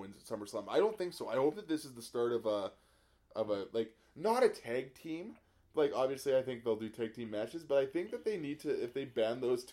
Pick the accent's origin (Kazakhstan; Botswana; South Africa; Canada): Canada; I'm Canadian